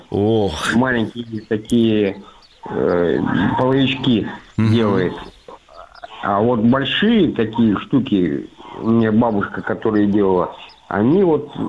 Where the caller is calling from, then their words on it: Amur Oblast, Russia; А, я, я из Амурской области.